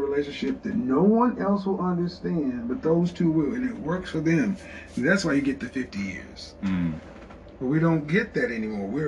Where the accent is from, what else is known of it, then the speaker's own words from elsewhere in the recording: Oklahoma City, Oklahoma, United States; moved away; also born or lived in Houston / Dallas / New York City; I'm from Oklahoma City, and so that's Middle America, the Bible Belt. And I was raised in the church